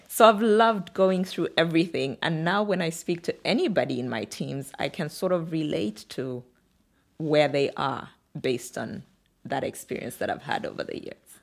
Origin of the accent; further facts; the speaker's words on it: Kitwe, Copperbelt Province, Zambia; moved away as an adult; also born or lived in Samfya, Zambia / Luanshya, Zambia / Lusaka, Zambia; now in Nairobi, Kenya; we moved to a slightly bigger town called Kitwe in the Copperbelt region of Zambia